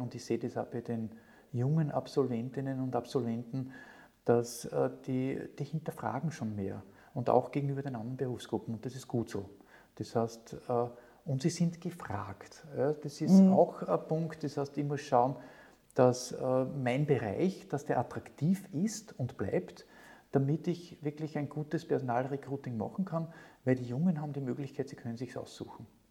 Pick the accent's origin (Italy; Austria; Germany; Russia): Austria; near Linz, Upper Austria; als Oberösterreicher, habe ich in der Nähe von Linz gewohnt